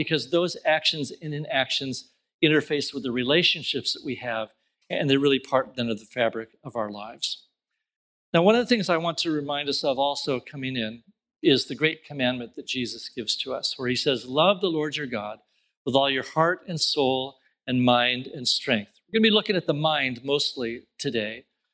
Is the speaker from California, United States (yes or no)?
yes; Southern California, United States; I grew up in Southern California in the country, small town in the country